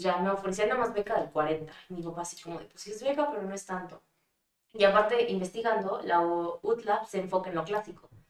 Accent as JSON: {"language": "Spanish", "country": "Mexico", "also_born_or_lived": "Germany", "lives_now": "Puebla, Mexico", "said": "soy mexicana"}